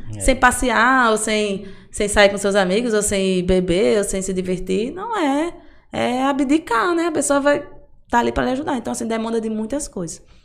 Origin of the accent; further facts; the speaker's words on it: Amargosa, Bahia, Brazil; eu sou do interior, né? Eu sou de Amargoso, na verdade. E lá, quando eu era criança